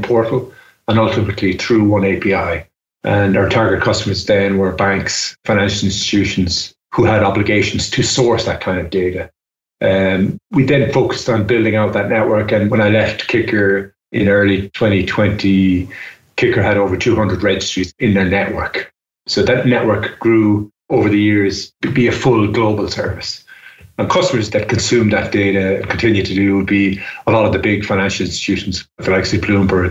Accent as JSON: {"language": "English", "country": "Ireland", "said": "I'm Irish and I'm based in Ireland"}